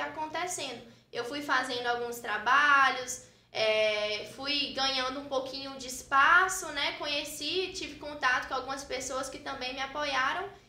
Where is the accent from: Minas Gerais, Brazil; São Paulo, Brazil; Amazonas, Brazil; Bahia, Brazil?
Minas Gerais, Brazil; Frei Gaspar; moved away as an adult; now in Teófilo Otoni, Brazil; Eu sou natural de Frei Gaspar, uma cidade vizinha daqui